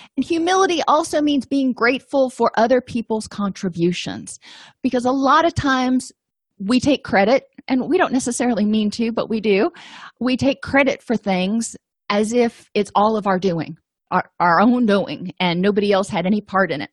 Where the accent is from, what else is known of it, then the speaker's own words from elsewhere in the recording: the South, United States; I'm from the South